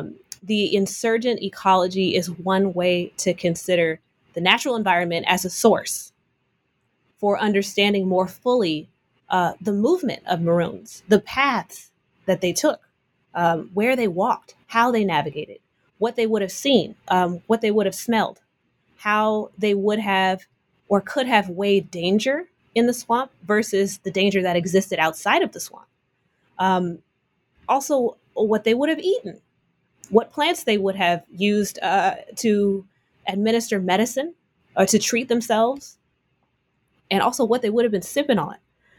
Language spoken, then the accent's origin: English; Oakland, California, United States; I'm from Oakland, California.